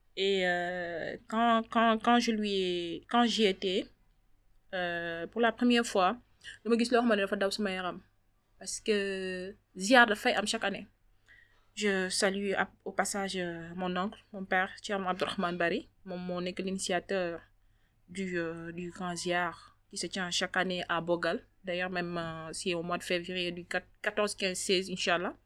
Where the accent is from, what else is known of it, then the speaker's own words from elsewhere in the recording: Dakar, Senegal; J'habite à Wakam, je suis une Wakamoise. Je suis née à Wakam, j'ai grandi à Wakam